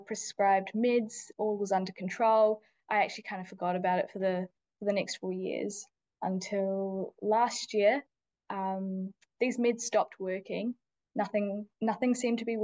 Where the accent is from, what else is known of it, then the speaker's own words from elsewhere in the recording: New Zealand; also born or lived in India; So I was born in India, but I grew up mostly in New Zealand